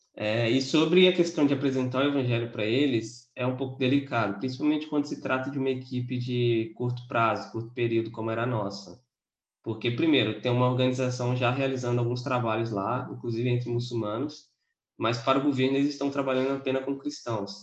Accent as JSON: {"language": "Portuguese", "region": "interior of Espírito Santo", "country": "Brazil", "lives_now": "Vitória, Brazil", "said": "sou de Vitória, Espírito Santo. Na verdade, sou do interior, mas moro em Vitória."}